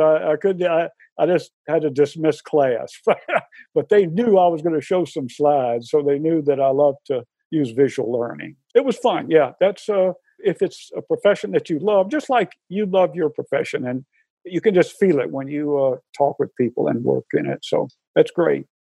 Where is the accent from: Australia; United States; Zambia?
United States; Atlanta, Georgia; moved away as an adult; now in Syracuse, United States; I'm from Atlanta, Georgia originally, but 43 years.